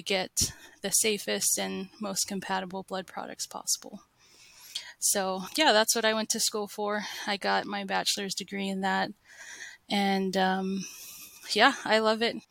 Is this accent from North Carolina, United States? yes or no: no; Las Vegas, Nevada, United States; moved away as an adult; also born or lived in Provo, Utah / St. George, Utah; now in Bountiful, United States; I was born and raised in Las Vegas and grew up there